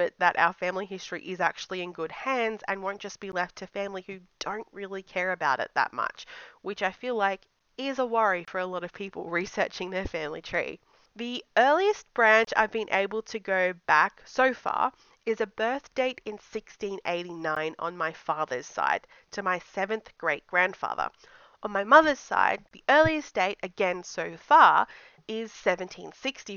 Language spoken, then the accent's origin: English; Australia; I'm a blogger from Australia